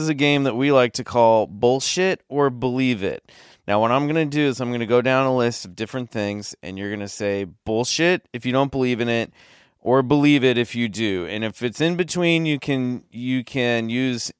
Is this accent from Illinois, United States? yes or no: no; Colorado Springs, Colorado, United States; I was born in Colorado Springs